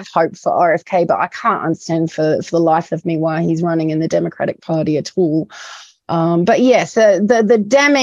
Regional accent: New Zealand; also born or lived in United Kingdom; I'm in a British person as well as a Kiwi

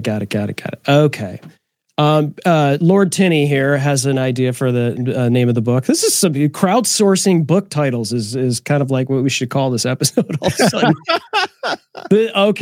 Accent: Detroit, Michigan, United States; I'm from Detroit

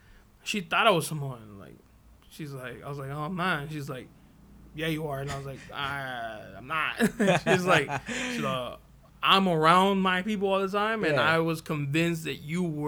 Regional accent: Hawaii, United States; You want me to be some more fucking, you know, I'm Hawaiian

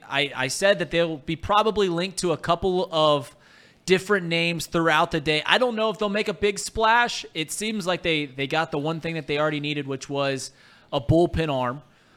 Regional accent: Hamilton, Ohio, United States; I grew up in Hamilton. We come from nothing.

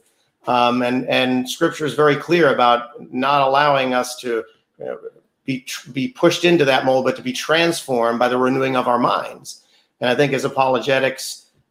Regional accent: New York, United States; born and raised in New York

